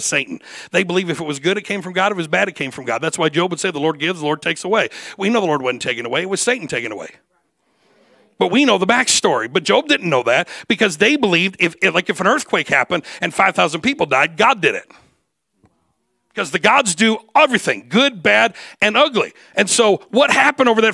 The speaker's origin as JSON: {"language": "English", "region": "Michigan", "country": "United States", "tie": "born or raised there", "said": "I was born and raised in Michigan"}